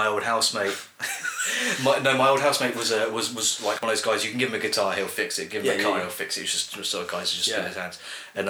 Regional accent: High Wycombe, South East England, United Kingdom; accent: Bucks accent with slight northern twinges; now in Aylesbury, United Kingdom; my mother's from Runcorn, and I was born in Wickham. So, like, I had what should have been like a sort of a Bucks accent, but then with slight northern twinges to it. My dad was from Lincoln, so it wasn't really much of an accent there.

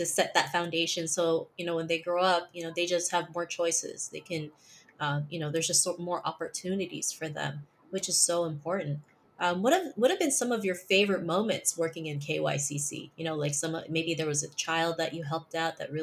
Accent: Philippines; English is a second language; moved away; also born or lived in Toronto, Canada; growing up in the Philippines

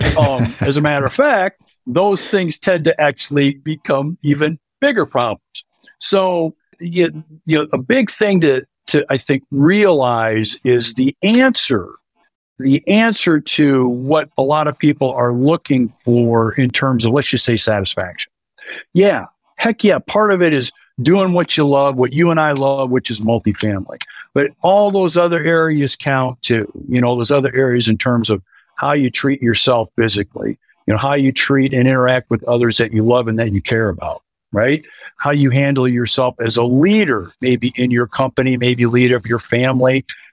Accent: Iowa, United States; born and raised in Iowa, married, 3 kids, and lived here, you know, all of my life

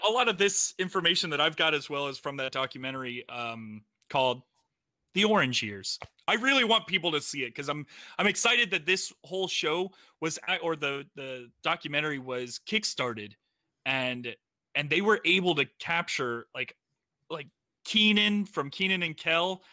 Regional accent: Florida, United States; moved away; I'm from Florida

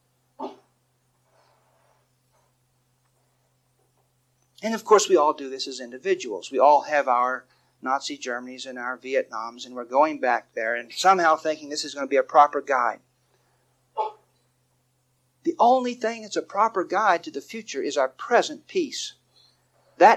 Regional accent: Texas, United States; David and I, we grew up in Texas

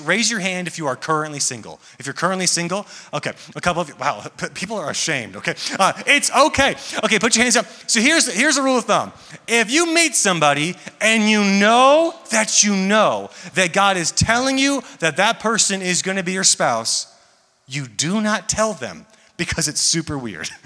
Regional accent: Atlanta, Georgia, United States; I am from Atlanta, Georgia

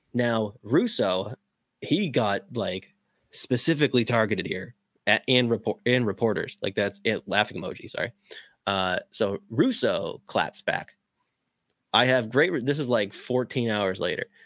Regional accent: Boston, Massachusetts, United States; I'm from Boston

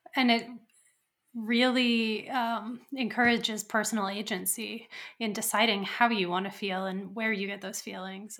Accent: Colorado, United States; I'm from Colorado

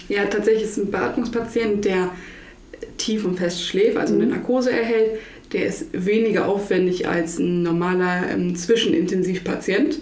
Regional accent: Butjadingen, Lower Saxony, Germany; ich komme aus Budjadingen

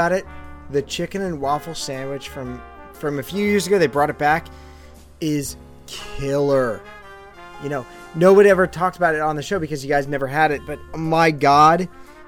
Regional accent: California, United States; now in New Jersey, United States; I'm from California

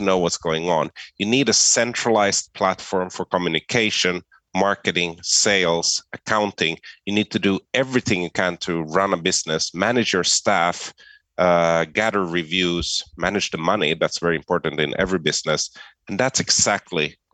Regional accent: Finland; first language Swedish; English is a second language; moved away as an adult; also born or lived in Sweden / Amsterdam, Netherlands; I was born in Sweden, but I grew up in Finland

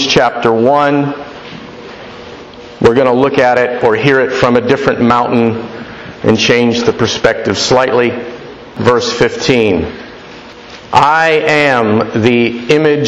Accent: Florida, United States; I'm from Florida, and where I live, there's a lot of crime

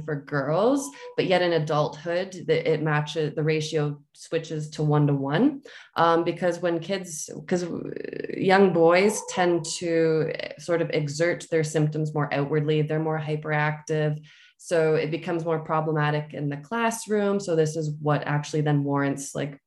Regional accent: London, Ontario, Canada; I was born in London, Ontario, Canada.

